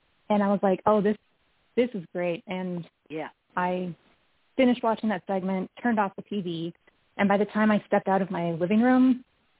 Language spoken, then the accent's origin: English; North Dakota, United States; also born or lived in Western Montana; now in Montana, United States; I'm originally from North Dakota.